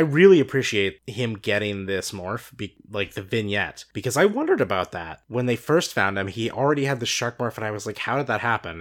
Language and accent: English; Cardinals country, Midwest, United States; we grew up in Cardinals country